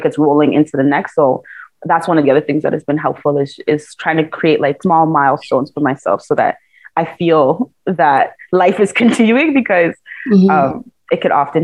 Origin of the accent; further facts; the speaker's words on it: Ghana; I'm a Ghanaian Jollof warrior